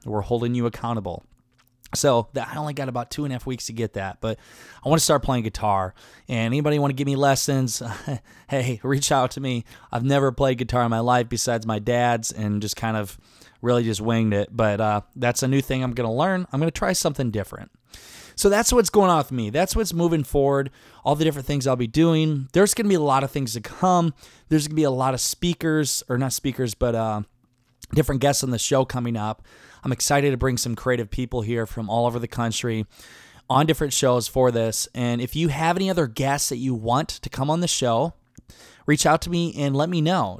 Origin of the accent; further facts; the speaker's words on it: Garnavillo, Iowa, United States; moved away; my hometown of Garnavillo, Iowa.